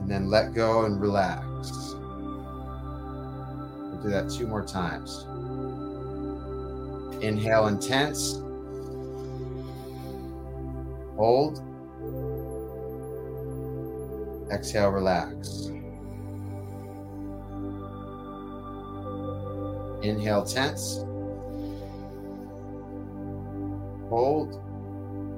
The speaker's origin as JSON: {"language": "English", "town": "Detroit", "region": "Michigan", "country": "United States", "moved": "yes", "said": "Detroit where I came from"}